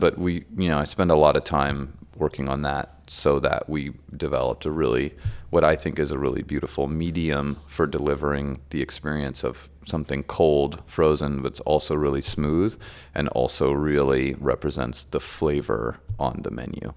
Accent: San Francisco, California, United States; moved away as an adult; also born or lived in Germany; I grew up in San Francisco

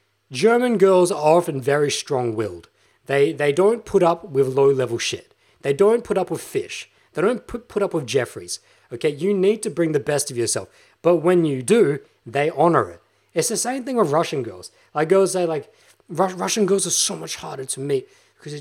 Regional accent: Australia; No, I'm fucking Australian, bruh. I'm Australian.

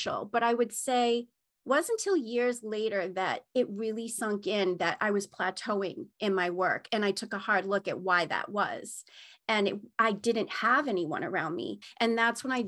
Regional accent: Maine, United States; I grew up in Maine

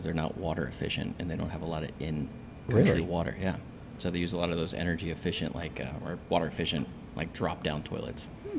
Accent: Richmond, Virginia, United States; moved away as an adult; now in Atlanta, United States; I am here because I grew up in Richmond, Virginia. And where Richmond is now, it was not 18 years ago.

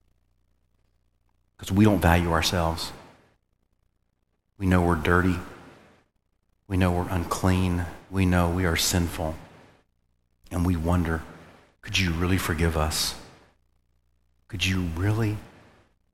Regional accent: United States; we, as Americans

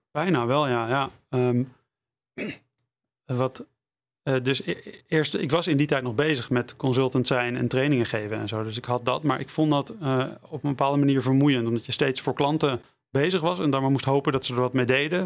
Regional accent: Amsterdam, North Holland, Netherlands; moved away as an adult; also born or lived in Utrecht; Ik heb gekozen voor Utrecht, ondanks dat ik uit Amsterdam kwam.

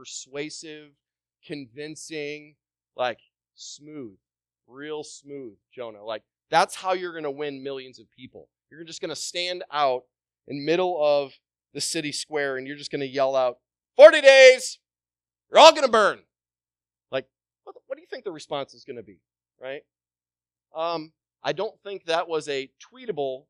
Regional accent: Wisconsin, United States; moved away as an adult; also born or lived in Southern Caribbean; I'm from Wisconsin

